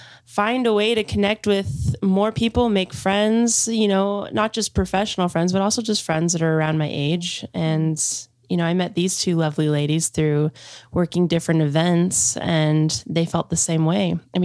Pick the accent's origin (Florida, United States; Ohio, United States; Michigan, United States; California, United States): California, United States; Salinas; also born or lived in Long Beach / Los Angeles; I grew up in Salinas and then I moved down to Long Beach and I've been there the last 5 years and I moved back up here